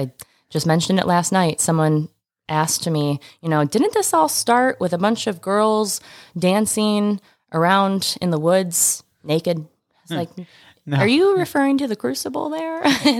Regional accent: Midwest, United States; You know, we're from the Midwest, right? Like you don't want it. We're not big, big city people.

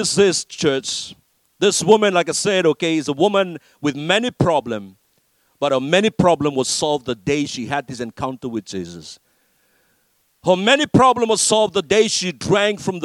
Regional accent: Fiji; I grew up in Fiji

